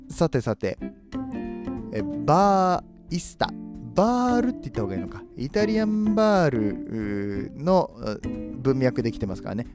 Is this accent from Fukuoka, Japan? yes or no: no; Kobe, Hyogo, Japan; 僕は神戸の人間なんで